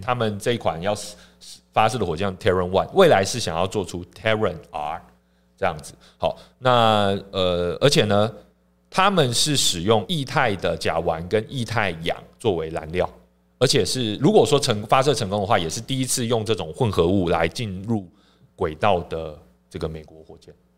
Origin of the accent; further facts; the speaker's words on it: Taiwan; 我们台湾这边也有在做一些尝试